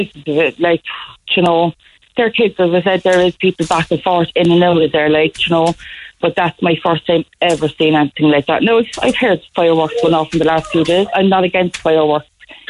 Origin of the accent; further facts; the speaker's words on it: Cork, Munster, Ireland; I was born and reared in Knocknaheeny